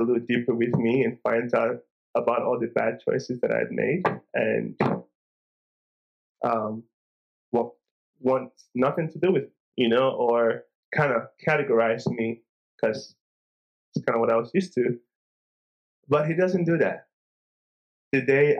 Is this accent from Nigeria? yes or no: yes; Nigeria; growing up in Nigeria once a year for 2 weeks during the Christmas season, we would travel home to the village where my parents are from.